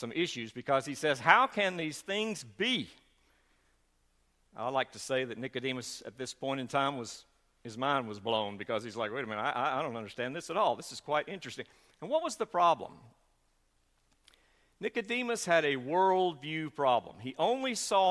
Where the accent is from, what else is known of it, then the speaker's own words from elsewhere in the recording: the South, United States; accent: Southern; we are from the South